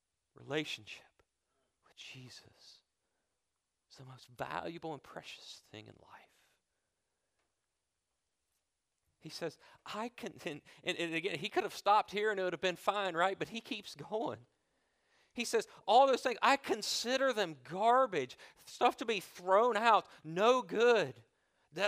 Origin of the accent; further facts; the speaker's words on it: United States; born there; I was born in the United States, born in a free country with liberty, a Christian nation after all, right?